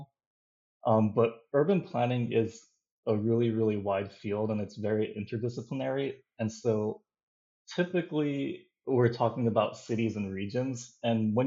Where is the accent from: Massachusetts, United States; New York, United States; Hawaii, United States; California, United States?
Hawaii, United States; I am from Hawaii, which is very constricted in terms of land